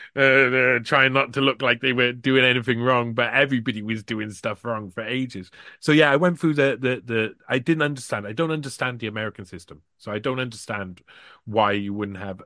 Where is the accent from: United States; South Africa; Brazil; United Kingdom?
United Kingdom; as a British person